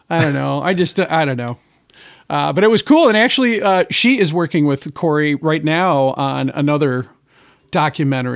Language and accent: English; Gladwin, Michigan, United States; I grew up in Gladwin, Michigan, which is like forty-five minutes from Mount Pleasant.